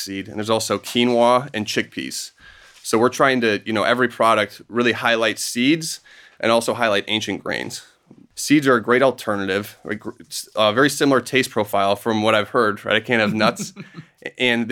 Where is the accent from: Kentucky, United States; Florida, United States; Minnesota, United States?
Minnesota, United States; Minneapolis; moved away as an adult; also born or lived in Wisconsin / Indiana / Seattle; I grew up in Minneapolis